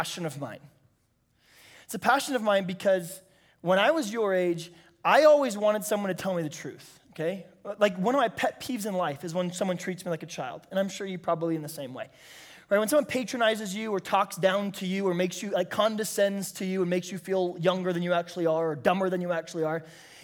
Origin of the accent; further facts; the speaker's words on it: San Diego, California, United States; also born or lived in Bakersfield, California; I'm from San Diego, California